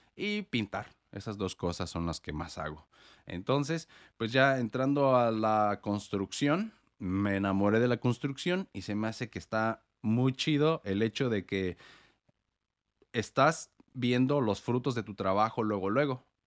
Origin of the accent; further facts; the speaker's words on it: Morelia, Michoacán, Mexico; moved away as an adult; also born or lived in United States; now in Portland, United States; yo vivo en Estados Unidos, pero soy mexicano. Yo nací en Morelia, Michoacán